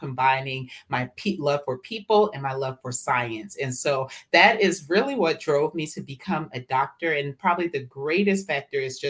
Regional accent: Atlanta, Georgia, United States; I am born and raised in Atlanta, Georgia, ATL, and to West African parents from Liberia, West Africa. So I'm first generation American

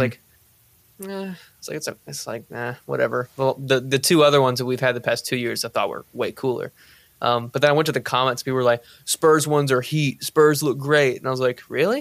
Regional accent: Boerne, Texas, United States; I'm from Bernie, too. Tanner and I went to high school together

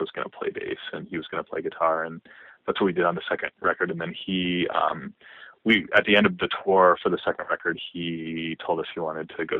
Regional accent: Harrisburg, Pennsylvania, United States; moved away; also born or lived in Washington, D.C. / Boston; I grew up in Harrisburg, not even in Harrisburg, but close by.

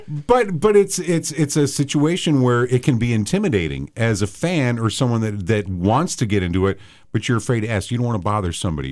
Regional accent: outside of Chicago, Illinois, United States; I grew up outside of Chicago

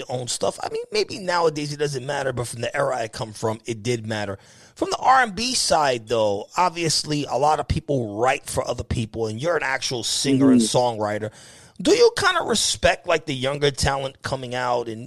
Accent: New York, United States; now in Pennsylvania, United States; I'm originally from New York. I stay in Pennsylvania now.

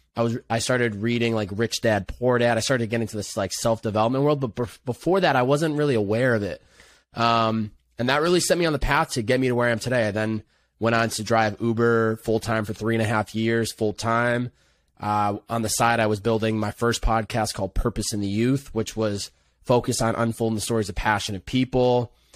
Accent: Chicopee, Massachusetts, United States; I grew up in Western Massachusetts. Chicopee, Massachusetts

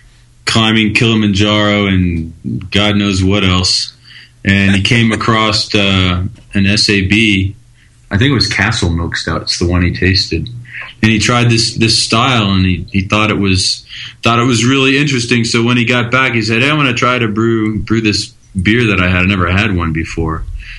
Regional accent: Germany; I grew up in Germany.

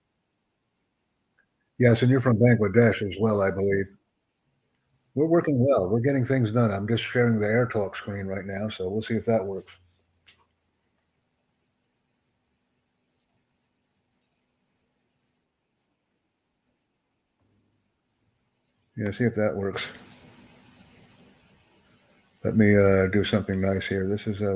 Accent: United States; I'm from the United States.

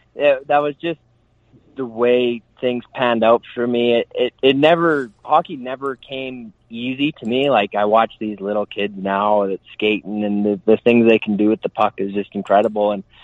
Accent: Okotoks, Alberta, Canada; also born or lived in Edmonton / Calgary; I was born in Edmonton, but probably played the most defining years of my hockey career. I bounced all around Alberta with my parents' work and things like that.

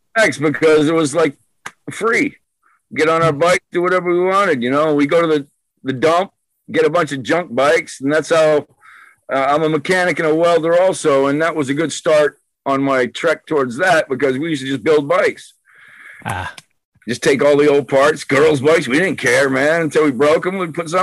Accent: Dighton, Massachusetts, United States; born there; now in West Warwick, United States; Dighton, Massachusetts. It's like, it's pretty much in the central between Boston, Providence, and Newport, which is our good beach to go to, you know?

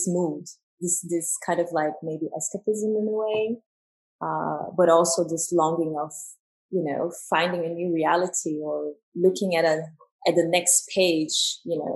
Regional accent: São Paulo, Brazil; moved away; also born or lived in New York / Paris; I'm from São Paulo in Brazil. And my parents are South Korean

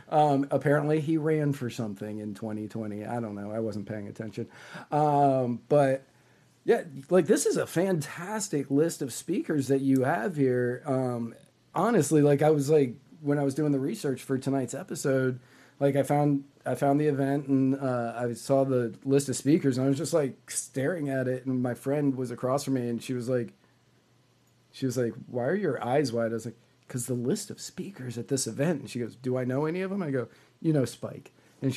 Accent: Virginia, United States; I grew up in Virginia. It was Delaware County to me, and that's what I drove through to go to Philly.

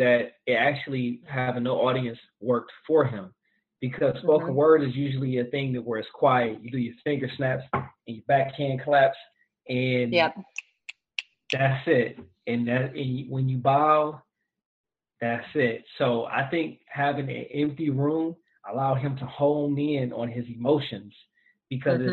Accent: Detroit, Michigan, United States; I'm from Detroit

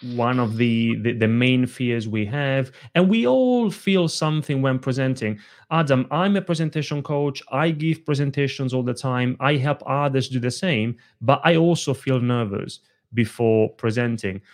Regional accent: Italy; moved away; When I was a little kid growing up in Italy, I grew up in a family of very small business owners.

